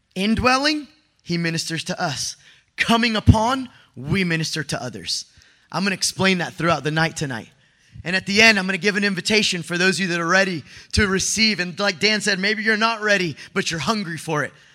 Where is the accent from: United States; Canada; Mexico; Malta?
Mexico; I'm Mexican. I come from Latino family